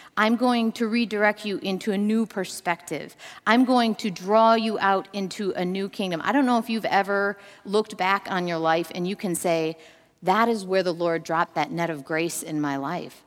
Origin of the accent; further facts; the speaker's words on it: Minnesota, United States; Growing up in Minnesota, I was an, a, a fisherman's, an avid fisherman's daughter